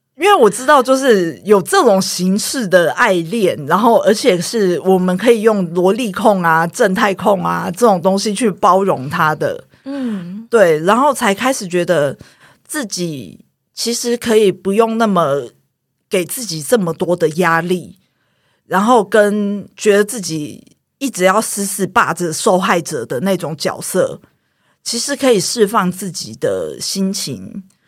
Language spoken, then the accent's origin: Chinese; Taiwan; 我是眷村长大的小孩，然后我是眷村第三代